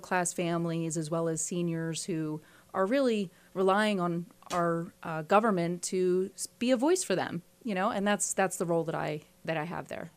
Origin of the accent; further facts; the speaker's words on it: Philadelphia, Pennsylvania, United States; I was born in Philadelphia in the far northeast, and that's where I grew up